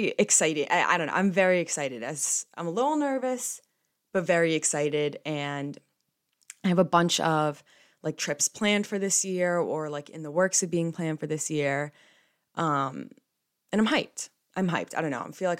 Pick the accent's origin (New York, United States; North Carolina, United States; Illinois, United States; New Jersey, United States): New Jersey, United States; I'm from New Jersey